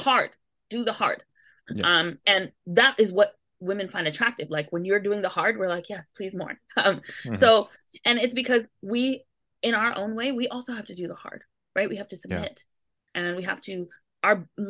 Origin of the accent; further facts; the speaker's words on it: New York City, New York, United States; I grew up in New York City